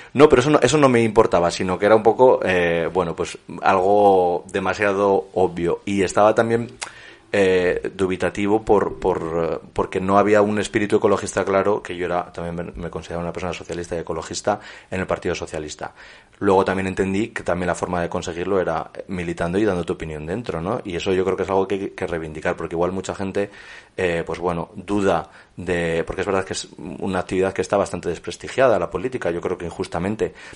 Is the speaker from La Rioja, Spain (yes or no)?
yes; La Rioja, Spain; also born or lived in Torrecilla en Cameros; La Rioja, que es mi, mi tierra y donde he estado vinculado, donde he vivido hasta los 18